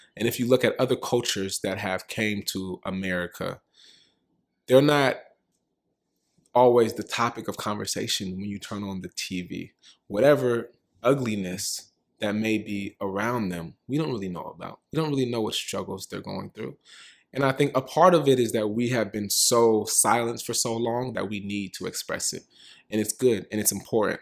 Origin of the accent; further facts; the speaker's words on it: Richmond, California, United States; now in New York, United States; I'm from Richmond, California.